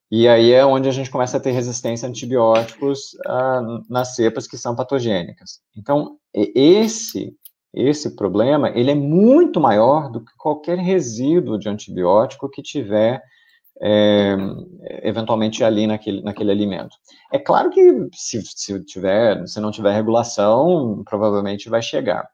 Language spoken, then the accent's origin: Portuguese; Brazil; como brasileiro aqui no, no, no Brasil